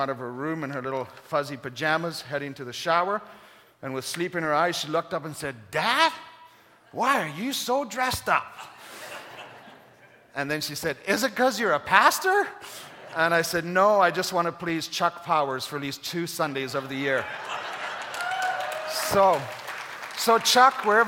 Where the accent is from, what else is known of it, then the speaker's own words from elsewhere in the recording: Kenya; moved away; Growing up in Kenya